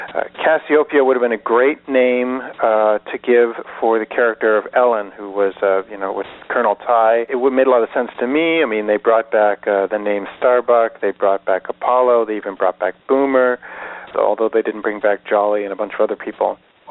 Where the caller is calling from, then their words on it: Salt Spring Island, British Columbia, Canada; I'm calling from Salt Spring Island in British Columbia.